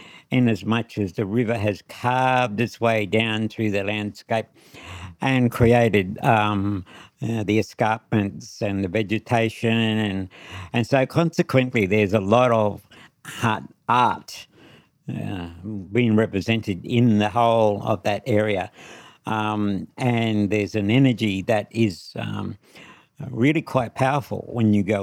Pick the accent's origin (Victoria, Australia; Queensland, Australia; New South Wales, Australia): Queensland, Australia; Charleville; also born or lived in St. George, Queensland; I was born in Charleville, Western Queensland